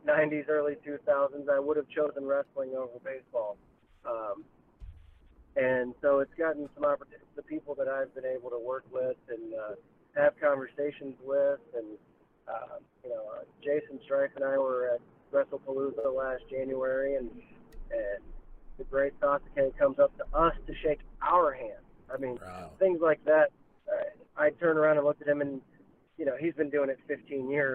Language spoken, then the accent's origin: English; Virginia, United States; moved away as an adult; now in Iowa, United States; I'm from Virginia originally, moved to Iowa about 8 years ago